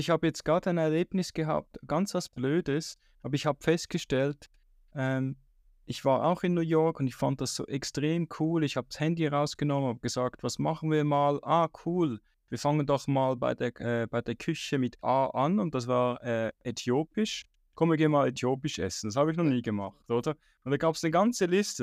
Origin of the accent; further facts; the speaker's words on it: Switzerland; ich als Schweizer